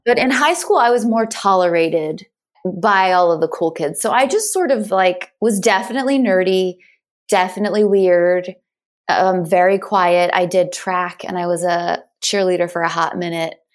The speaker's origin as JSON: {"language": "English", "town": "Ellicott City", "region": "Maryland", "country": "United States", "tie": "born or raised there", "also_born_or_lived": "Sykesville, Maryland", "said": "I grew up in Maryland, in Ellicott City, Maryland, which most people don't know. And then we moved to Sykesville, Maryland"}